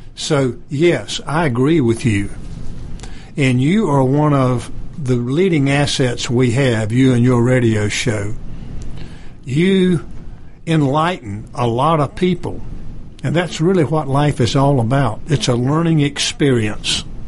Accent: Goldsboro, North Carolina, United States; now in Johns Creek, United States; I'm from Goldsboro, North Carolina originally, so we had a 60th high school class reunion. I went back

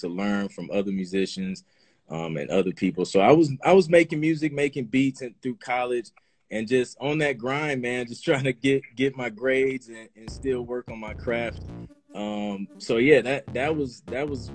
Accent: Toledo, Ohio, United States; moved away as an adult; also born or lived in Columbus, Ohio; now in Atlanta, United States; Grew up in Ohio, born and raised in Toledo

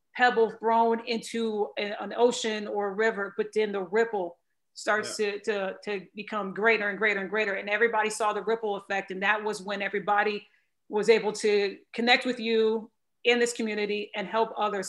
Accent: Michigan, United States; now in Texas, United States; I'm from Michigan

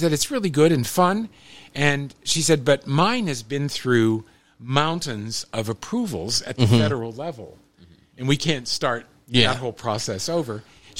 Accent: Bethel Park, Pennsylvania, United States; also born or lived in North Carolina / Brazil / France; I grew up in Bethel Park. My parents were still in Bethel Park.

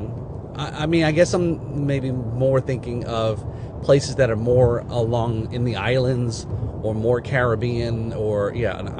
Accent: New Jersey, United States; now in Florida, United States; I grew up in New Jersey, so a lot of times it always seemed gloomy out. So compared to now where I live in Florida

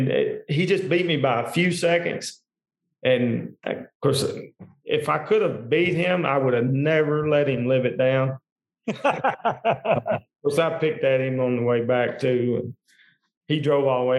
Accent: Tompkinsville, Kentucky, United States; moved away as an adult; now in Bowling Green, United States; I grew up an hour from here. We stress our eyes, I guess, in Monroe County

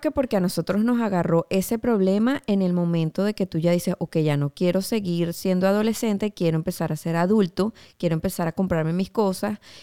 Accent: Venezuela; moved away as an adult; Como venezolana

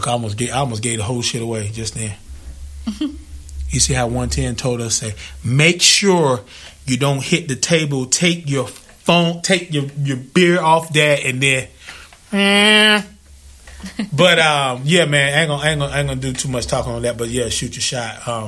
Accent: Zebulon, North Carolina, United States; I was born in North Carolina.

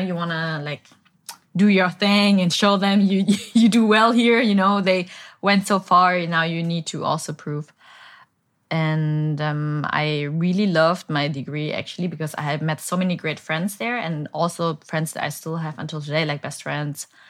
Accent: Bavaria, Germany; moved away as an adult; also born or lived in Berlin, Germany; now in Saigon, Vietnam; I was born and raised in Bavaria, but, um, two thousand eleven, I moved to Berlin to study

